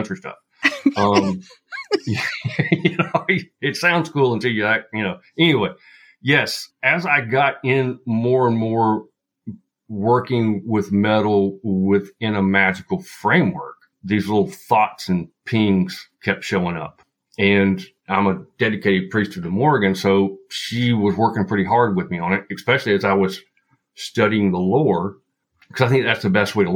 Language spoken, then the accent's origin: English; Appalachia, western North Carolina, United States; also born or lived in Utah; I am in the foothills of North Carolina, and I grew up western North Carolina, deep Appalachia. So my accent may kind of wander here a bit